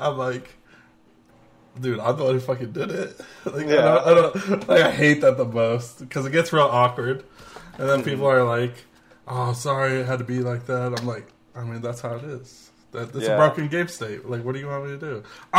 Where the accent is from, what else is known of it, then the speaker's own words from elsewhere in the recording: Las Vegas, Nevada, United States; See, I'm from Vegas.